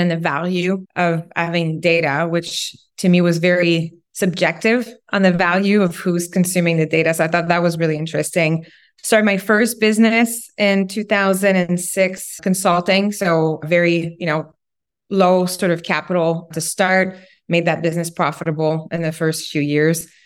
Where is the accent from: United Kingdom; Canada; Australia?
Canada; Quebec; English is a second language; moved away as an adult; also born or lived in West Coast; I'm originally from Quebec, French Canadian. Left Quebec a long time ago to become a ski instructor, actually on the West Coast, and then went to university, learned English.